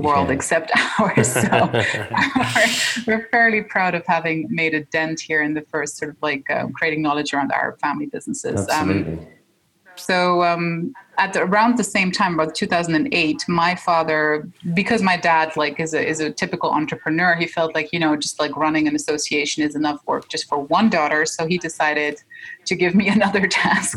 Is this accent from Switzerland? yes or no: yes; Switzerland; my father is Egyptian, my mom's Dutch, but we were born and raised in Switzerland